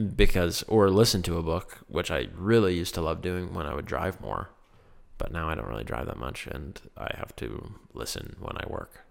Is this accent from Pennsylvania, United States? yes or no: yes; Laurel Highlands, Pennsylvania, United States; it is my hometown and where I've always grown up.